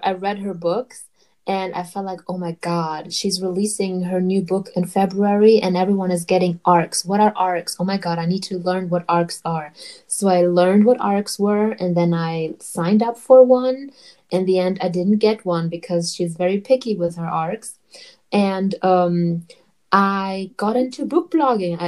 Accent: Germany; I'm from Germany

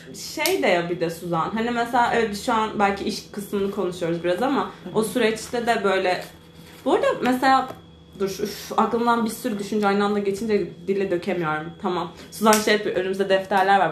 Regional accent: Marmaris, Muğla, Turkey; now in İzmir, Turkey; Marmaris'te de bu sefer doğup büyüdüğüm memleketimin

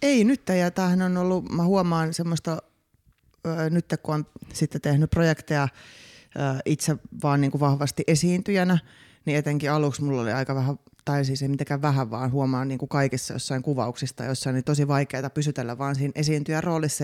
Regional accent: Vantaa, Uusimaa, Finland; now in Helsinki, Finland; koomikko, alun perin Itä-Vantaalta, nykyisin helsinkiläinen.

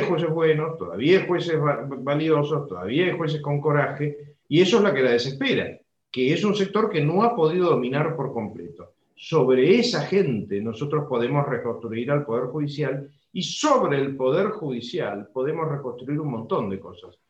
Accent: Argentina

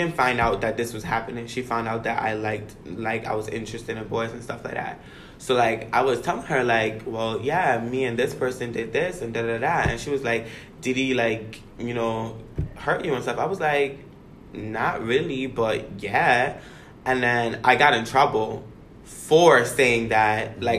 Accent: U.S. Virgin Islands; I grew up in the Virgin Islands, where I guess the Caribbean culture is completely different from American culture.

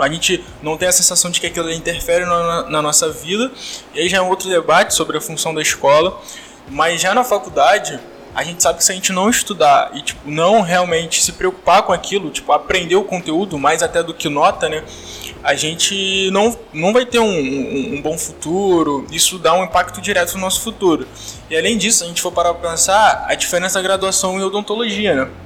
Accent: Rio de Janeiro, Brazil; eu estudei em um colégio público aqui do Rio de Janeiro, eu sou eu vim do CIEP

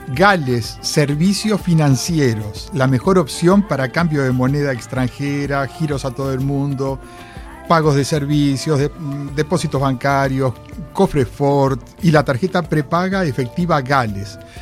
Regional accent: Uruguay; moved away as an adult; also born or lived in New York, United States

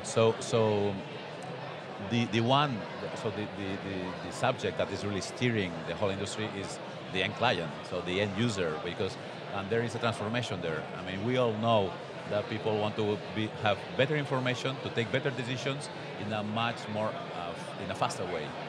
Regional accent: Barcelona, Catalonia, Spain; I am a guy from Barcelona here in Utrecht

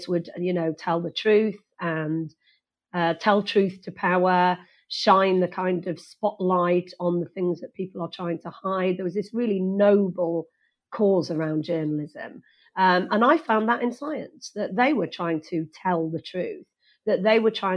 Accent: Wales, United Kingdom; I actually did Welsh because I was born and bred in Wales

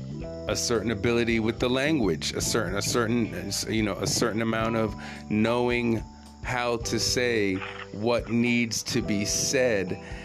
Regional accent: Jamaica; now in Japan; I'm the Jamaican cat who loves reggae

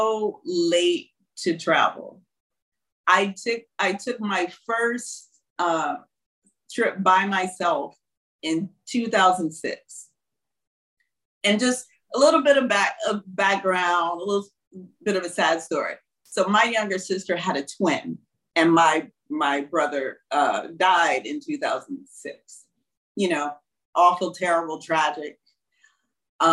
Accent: Houston, Mississippi, United States; moved away as an adult; also born or lived in Tupelo, Mississippi / New York City; now in Bangkok, Thailand; from Houston, Mississippi, from my hometown, my tiny hometown

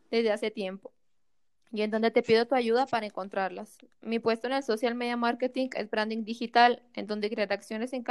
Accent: Ciudad Juárez, Chihuahua, Mexico; soy de Ciudad Juárez, Chihuahua y soy estudiante de preparatoria.

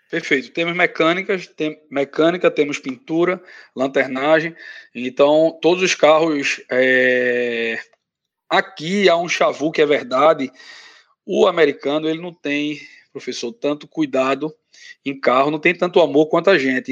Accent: Brazil; moved away as an adult; now in United States; sou advogado no Brasil, Emigrei é, imigrei para cá, para os Estados Unidos, faz um ano e oito meses

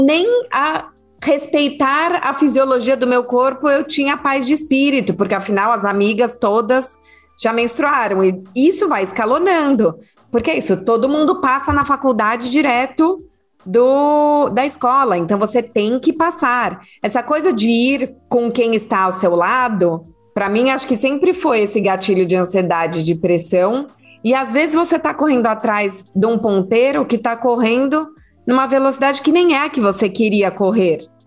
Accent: São Paulo, Brazil; moved away as an adult; also born or lived in Rio de Janeiro; Eu nasci em São Paulo, cresci em São Paulo

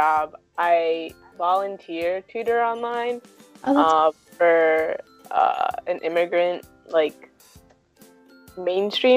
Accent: Chicago, Illinois, United States; also born or lived in Jiangmen, Guangdong, China; I grew up in Chicago

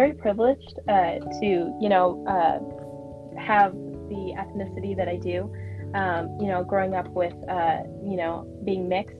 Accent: Ventura, California, United States; I am from Ventura, California. I've lived here all my life. I actually live 8 minutes away from the school, FTHS

